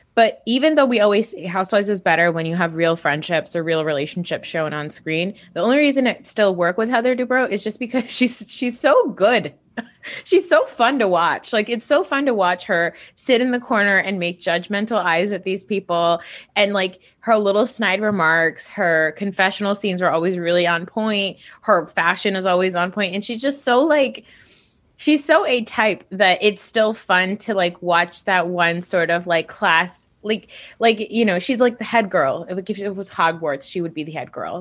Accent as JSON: {"language": "English", "region": "Northeast", "country": "United States", "said": "I'm from the Northeast"}